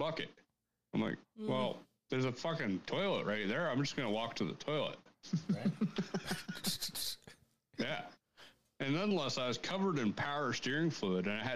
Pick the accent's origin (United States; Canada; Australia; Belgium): Canada; I'm a Canadian